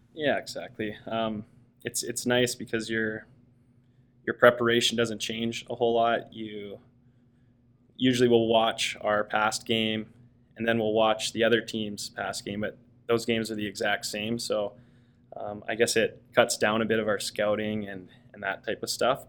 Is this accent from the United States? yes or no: no; Coquitlam, British Columbia, Canada; moved away as an adult; also born or lived in Victoria, Canada / Ontario, Canada; now in Toronto, Canada; I grew up in in Coquitlam.